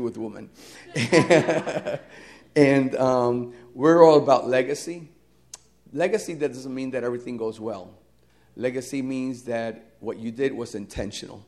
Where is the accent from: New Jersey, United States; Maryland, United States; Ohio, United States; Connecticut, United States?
New Jersey, United States; moved away as an adult; also born or lived in Puerto Rico; I was born and raised in New Jersey